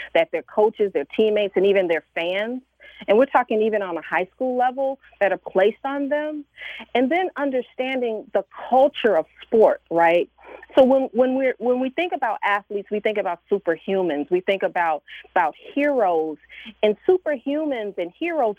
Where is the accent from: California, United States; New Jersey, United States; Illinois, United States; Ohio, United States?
Illinois, United States; Chicago; growing up in Chicago, I grew up a sports fan